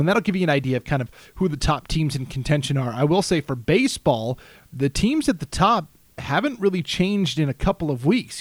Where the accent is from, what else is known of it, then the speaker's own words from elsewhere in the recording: Montana, United States; I grew up in Montana